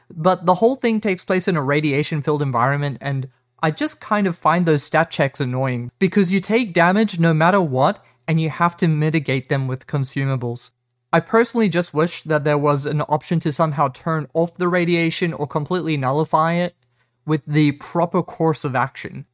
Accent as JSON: {"language": "English", "country": "South Africa", "said": "I'm South African"}